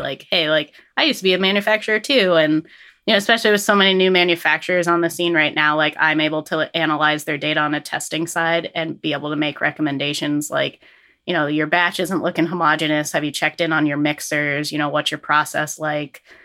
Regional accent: Fairfax, Vermont, United States; coming back to my home roots, I grew up in Fairfax

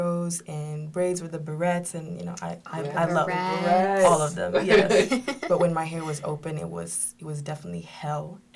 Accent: Kenya; I grew up in Kenya.

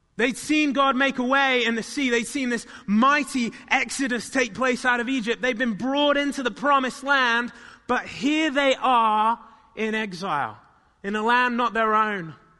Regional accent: United Kingdom; moved away; in my hometown where I grew up

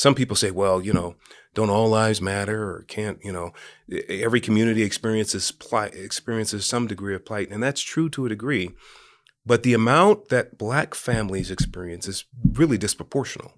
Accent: San Francisco, California, United States; now in Los Angeles, United States; I was raised in Hunters Point in San Francisco

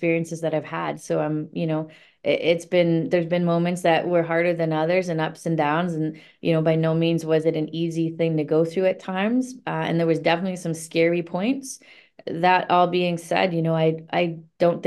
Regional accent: Niagara area, Ontario, Canada; moved away as an adult; now in Toronto, Canada; I grew up in the Niagara area

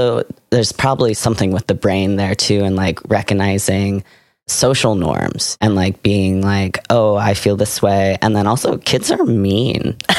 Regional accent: Seattle, Washington, United States; now in Sonoma, United States; So I grew up in Seattle.

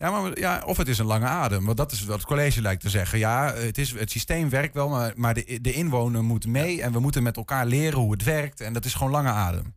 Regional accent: Enschede, Overijssel, Netherlands; ik kom uit Enschede, maar ik ken ook niet goed Twents

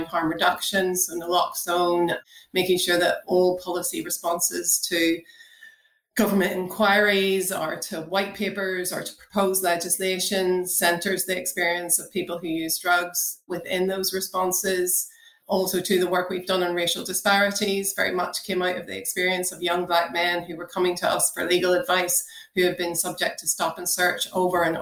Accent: Northern Ireland, United Kingdom; growing up in Northern Ireland in the 1990s, I was very much part of the rave culture back then.

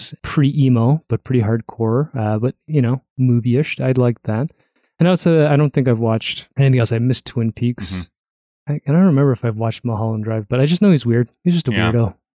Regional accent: North York, Ontario, Canada; I grew up in North York in the first, second house, but the first semi

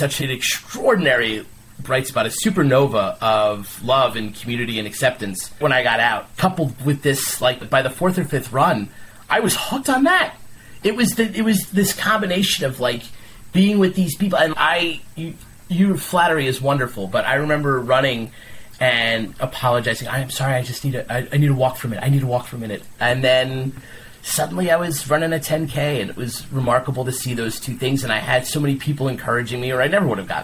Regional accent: New York, United States; I played stickball growing up in New York

